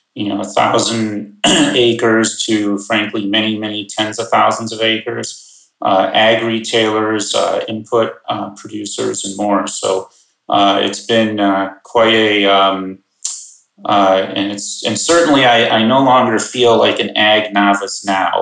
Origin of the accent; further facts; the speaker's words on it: Chicagoland suburbs, Illinois, United States; I grew up in the Chicagoland suburbs